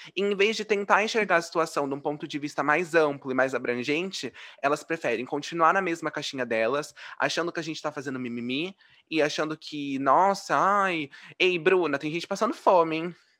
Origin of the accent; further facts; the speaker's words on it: Brazil; eu nasci no mesmo país que você